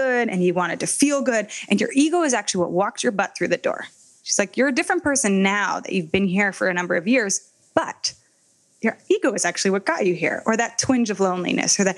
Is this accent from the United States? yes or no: yes; Palo Alto, California, United States; we were growing up in Palo Alto in California